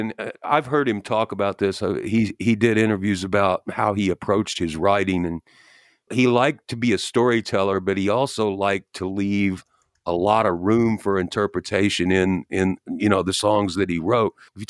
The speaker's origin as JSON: {"language": "English", "region": "New York", "country": "United States", "said": "I'm a New Yorker."}